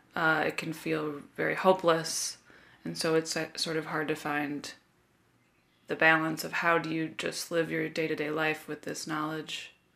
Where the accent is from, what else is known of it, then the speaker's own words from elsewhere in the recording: Chicago, Illinois, United States; my hometown of Chicago